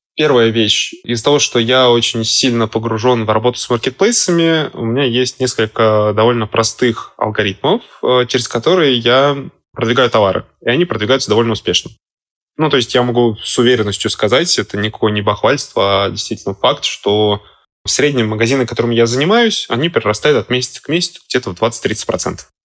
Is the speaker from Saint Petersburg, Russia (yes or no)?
yes; Saint Petersburg, Russia; Я сам из Петербурга